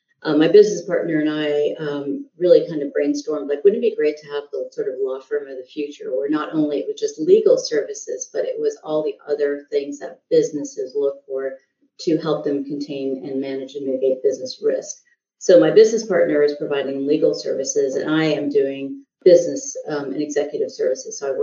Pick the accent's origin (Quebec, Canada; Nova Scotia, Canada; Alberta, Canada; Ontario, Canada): Quebec, Canada; Montreal; also born or lived in India (ancestry) / Southern United States; now in United States; So I actually grew up in French Canada. So I grew up in Montreal